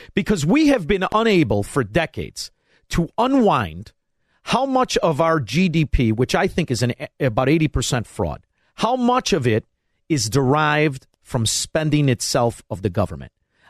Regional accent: Melrose Park, Illinois, United States; you're only 6 years older than me, and when I was from Melrose Park

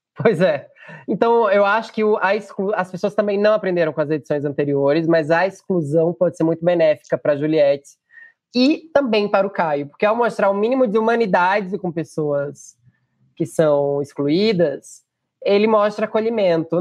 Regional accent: Northeast Region, Brazil; Eu sou nordestino.

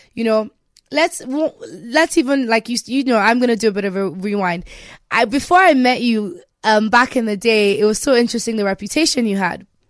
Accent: Nigeria; me being Nigerian

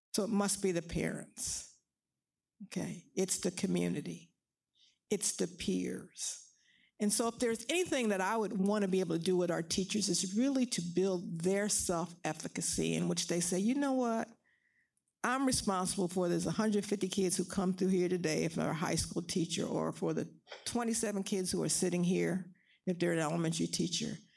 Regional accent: Philadelphia, Pennsylvania, United States; I grew up in West Philly, Pennsylvania.

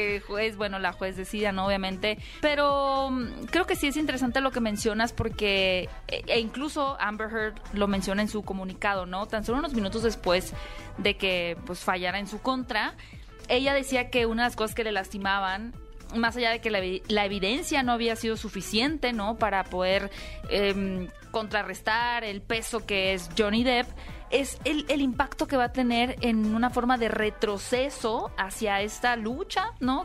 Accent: Hermosillo, Sonora, Mexico; moved away

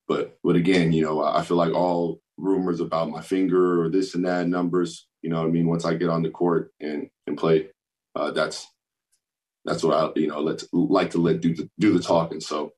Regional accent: Florida, United States; also born or lived in Hill Air Force Base, Utah; I'm a Florida boy, but I was born in Hill Air Force Base, right up the road from Salt Lake. So, as I said, I'm a military baby, Air Force baby

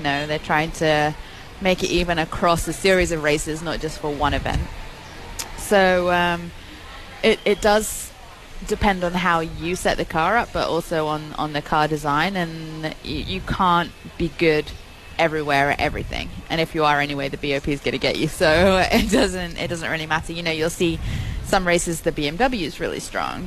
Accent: England, United Kingdom; moved away; From England

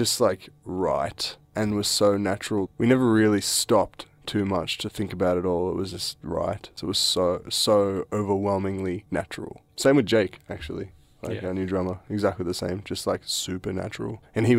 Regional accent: Australia; can't really do that because we're from Australia and we're just a young band or whatever.

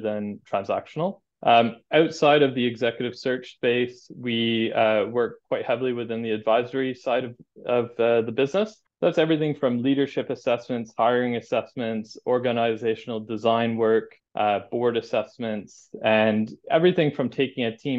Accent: a small town just outside of Montreal, Quebec, Canada; moved away as an adult; now in United Kingdom; I grew up in Canada in a small town on a dirt road just outside of Montreal.

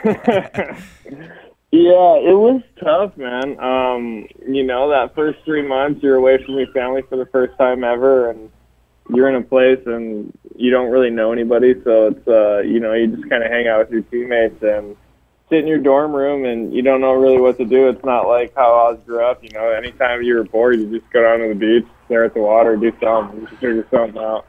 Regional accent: Hawaii, United States; I, I grew up in Hawaii. I was born and raised in Hawaii

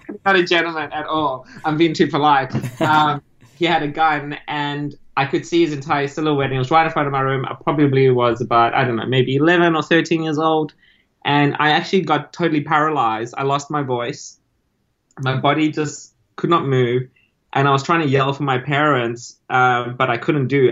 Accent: South Africa; moved away as an adult; also born or lived in Argentina (parents) / Italy (ancestry); now in Australia; I grew up in South Africa

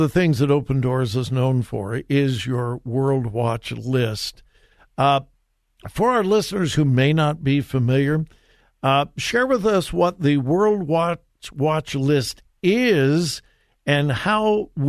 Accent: Southern California, United States; moved away as an adult; now in Columbus, United States; I grew up in Southern California, not far from where your offices are, but I've been here in Ohio for like 47 years.

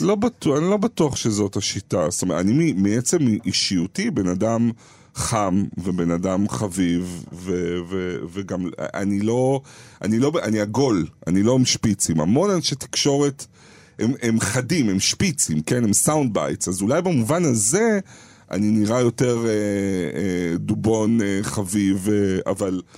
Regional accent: Ramat Gan, Tel Aviv District, Israel; משפחה בורגנית מינוס אה, מרמת גן.

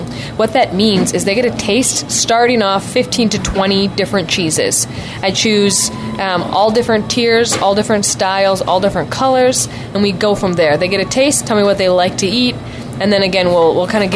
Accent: Wisconsin, United States; I'm from Wisconsin

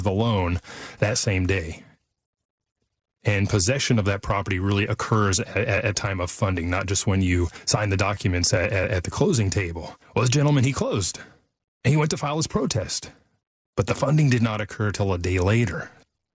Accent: Fort Worth, Texas, United States; we grew up here in the Dallas-Fort Worth area, over by Fort Worth

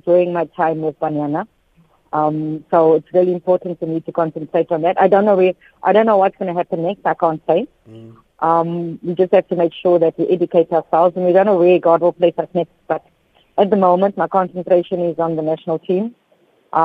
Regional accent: Cape Town, Western Cape, South Africa; I grew up in Salt River. I went to school at Dryden Street Primary and went to school at Salt River Heights.

